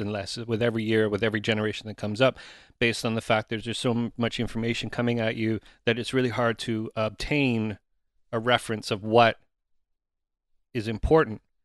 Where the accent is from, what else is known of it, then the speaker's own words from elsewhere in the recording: Oshawa, Ontario, Canada; growing up in Oshawa